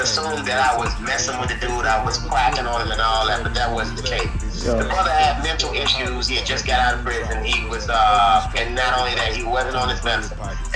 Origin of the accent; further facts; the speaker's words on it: Tuscaloosa, Alabama, United States; also born or lived in Detroit, Michigan / Los Angeles, California; I grew up in Tuscaloosa, Alabama.